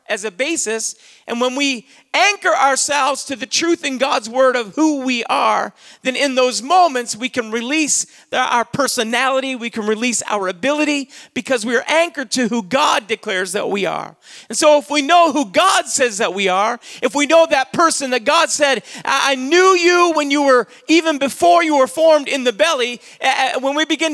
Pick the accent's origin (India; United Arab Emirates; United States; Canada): Canada; Saint John, New Brunswick; I'd say I'm a Canadian. I was born in Canada. I was born in St. John, New Brunswick, October the 11th, 1971